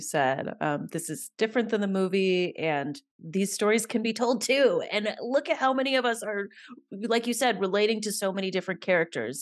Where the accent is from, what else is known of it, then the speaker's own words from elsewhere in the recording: Alabama, United States; I grew up in Alabama